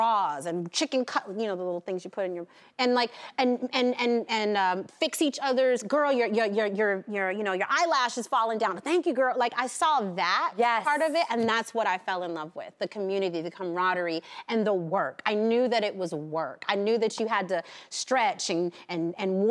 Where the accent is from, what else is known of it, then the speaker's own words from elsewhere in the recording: New York City, New York, United States; I grew up backstage on Broadway.